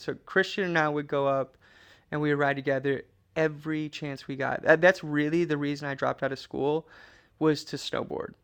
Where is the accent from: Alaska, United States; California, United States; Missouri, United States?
Alaska, United States; Trapper Creek; moved away; we lived in a cabin in Trapper Creek